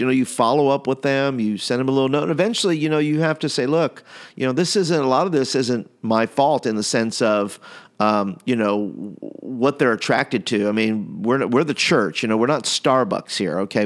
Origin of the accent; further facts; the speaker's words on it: New York, United States; now in Alabama, United States; I'm from New York